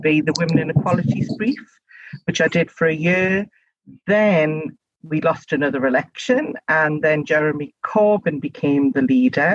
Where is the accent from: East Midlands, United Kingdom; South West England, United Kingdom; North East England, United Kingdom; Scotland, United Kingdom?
North East England, United Kingdom; Gateshead; accent: local accent (North East); I'm actually from Gateshead. My first seat was Gateshead East and Washington West. So I literally was the MP for my hometown